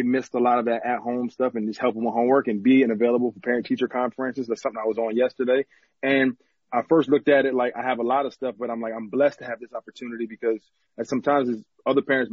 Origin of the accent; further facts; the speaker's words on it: New Jersey, United States; moved away as an adult; I'm from New Jersey